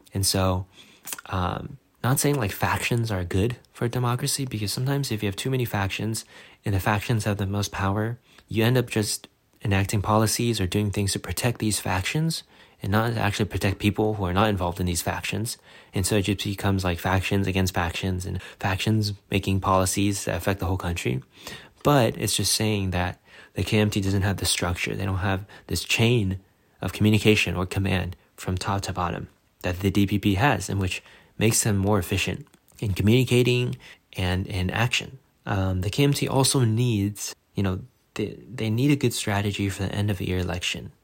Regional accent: United States; as an American

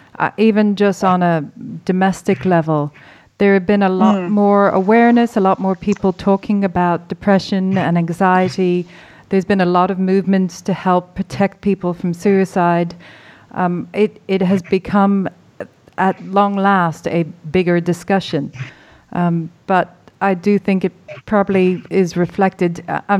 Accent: Ireland

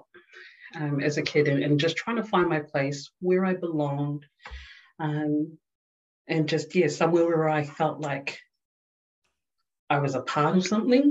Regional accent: Auckland, New Zealand; moved away as an adult; now in Melbourne, Australia; born and raised in Auckland, I guess for the most part, South Auckland.

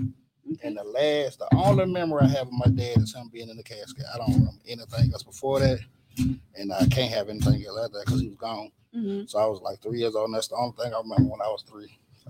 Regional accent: Mobile, Alabama, United States; also born or lived in New York; I grew up down here. I've been down here for 26 years now.

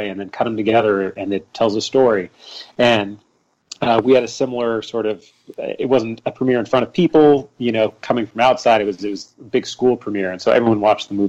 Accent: Pittsburg, California, United States; From a young age, I grew up in Pittsburgh, California.

